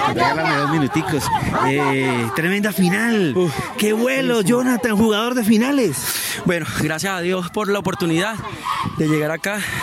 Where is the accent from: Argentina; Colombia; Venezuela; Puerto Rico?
Venezuela; soy 100% venezolano